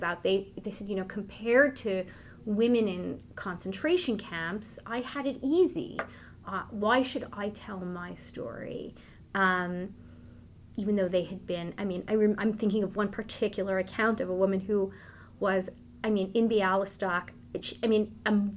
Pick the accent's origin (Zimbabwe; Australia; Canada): Canada; Montreal, Quebec; born or raised there; first language Yiddish; English is a second language